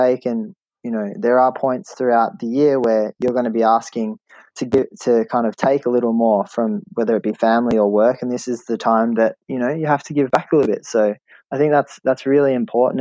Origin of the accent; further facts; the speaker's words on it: Australia; an Australian living in Australia